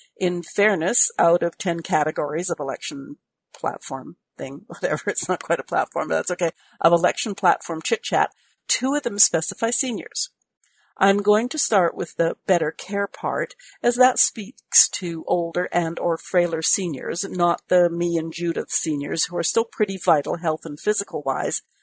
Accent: Canada; I'm a Canadian.

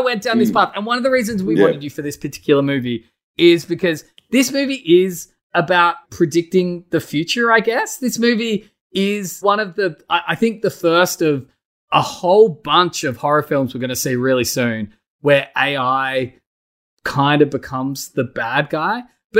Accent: Australia

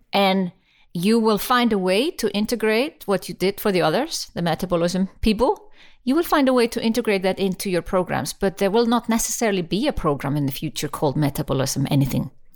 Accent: Iceland; I come from Iceland

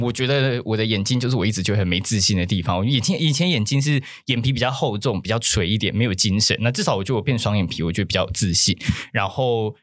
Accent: Taiwan; 我们就是台湾的宗教比较多目的性

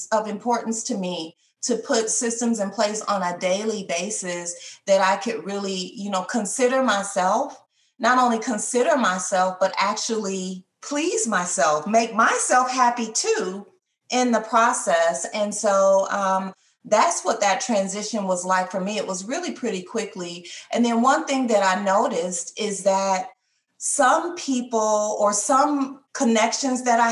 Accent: Detroit, Michigan, United States; moved away; I'm from Michigan originally, I'm from Detroit, Michigan

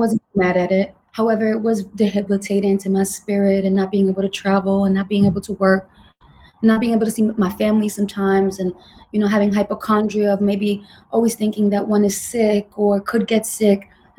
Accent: New York City, New York, United States; I was raised in Manhattan in the Bronx.

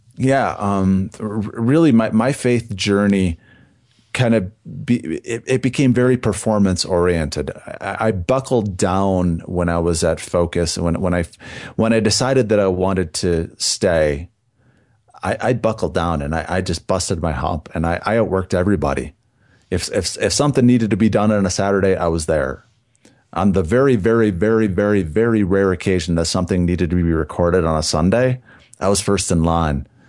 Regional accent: southern Wisconsin, United States; I was born and raised in a small town in southern Wisconsin.

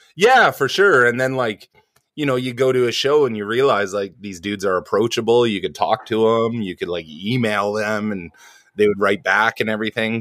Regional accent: New Westminster, British Columbia, Canada; also born or lived in Vancouver Island; I was born in a town called New Westminster, which used to be the capital of, uh, B C, long, long, long time ago in the cowboy days. Um, it's like a suburb of Vancouver

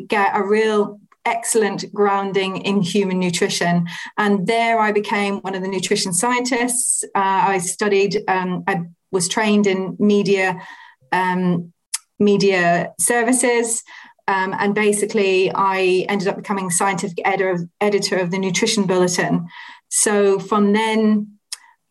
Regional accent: Ireland; the area that I was raised in the Republic of Ireland is very much a food focused environment. There's lots of dairy manufacturers, there's Monaghan Mushrooms

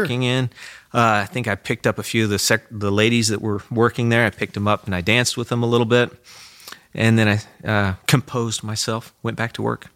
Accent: Goodland, Kansas, United States; I grew up on a farm south of, uh, Goodland.

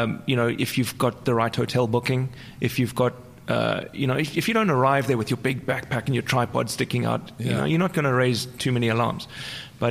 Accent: South Africa; first language English; moved away; also born or lived in Amsterdam; I'm from South Africa, so I know what corruption's about.

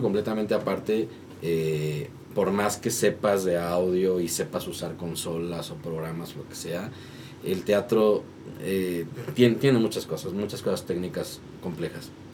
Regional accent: Tlaxcala, Mexico; now in Mexico City, Mexico; yo no soy de acá, yo soy de Tlaxcala. Entonces yo me vine a estudiar para acá

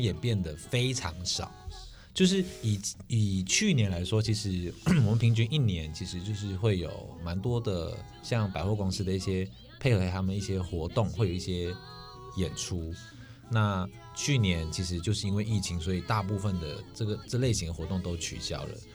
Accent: Malaysia; now in Taiwan; 因为我是马来西亚人，我是来台湾念书的

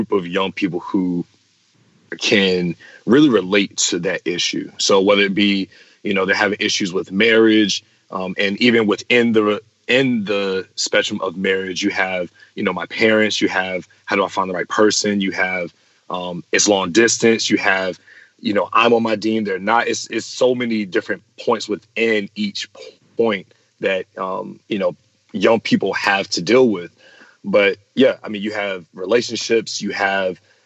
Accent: Chesapeake, Virginia, United States; I'm from Chesapeake, Virginia

